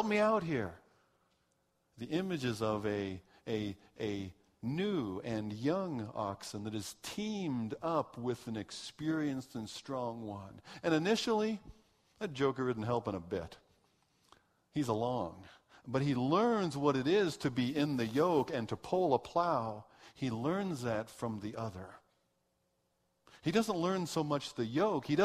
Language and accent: English; United States; moved away as an adult; also born or lived in Swaziland; I'm this American